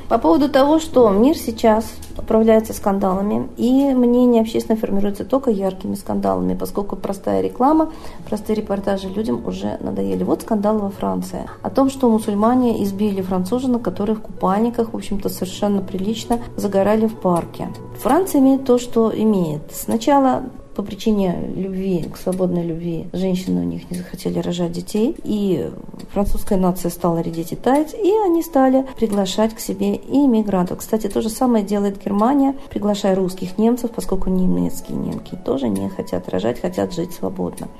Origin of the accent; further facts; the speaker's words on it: Russia; мы, как коренные жители, аборигены здесь